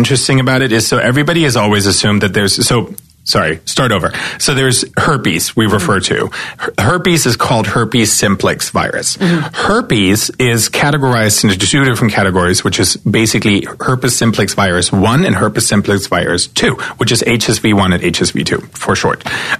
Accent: eastern Germany, Germany; English is a second language; So as I said, I grew up in East Germany.

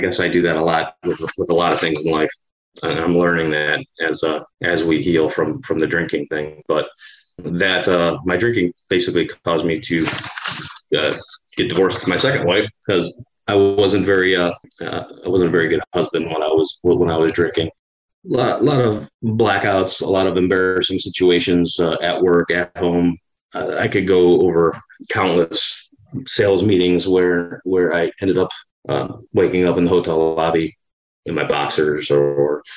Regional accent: Cleveland, Ohio, United States; also born or lived in California; After high school, I moved from Cleveland to California

